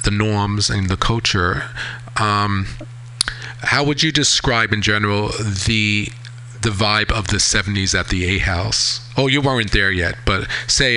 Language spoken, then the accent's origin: English; East Hampton, New York, United States; I grew up in East Hampton, so very seasonal.